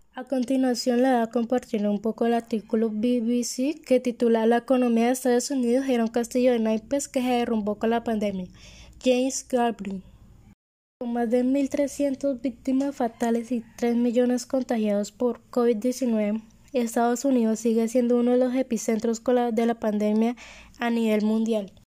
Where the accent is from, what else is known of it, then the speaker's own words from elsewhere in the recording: Colombia; mi país natal, Colombia